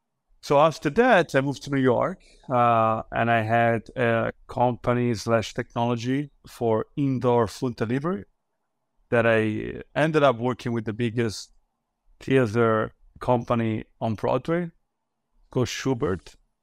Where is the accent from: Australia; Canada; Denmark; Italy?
Italy; born there; So I was born in Italy and then classic childhood.